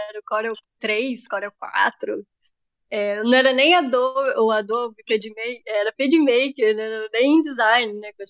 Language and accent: Portuguese; Itaperuna, Rio de Janeiro, Brazil; now in Resende, Brazil; É, sou, eu sou de Itaperuna, né, uma cidade bem, bem longe daqui de Resende.